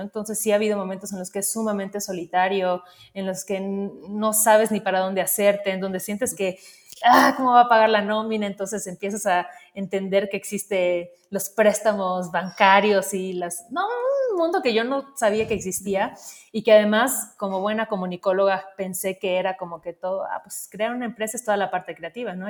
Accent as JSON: {"language": "Spanish", "town": "Mérida", "region": "Yucatán", "country": "Mexico", "tie": "born or raised there", "said": "yo crecí en Mérida, que de alguna forma es una ciudad bastante em, tradicional"}